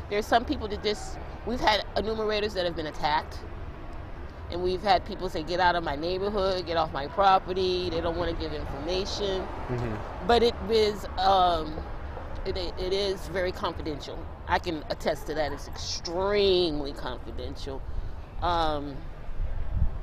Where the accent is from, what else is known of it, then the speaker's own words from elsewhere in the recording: Washington, District of Columbia, United States; now in Orangeburg, United States; I'm actually from Washington, D.C.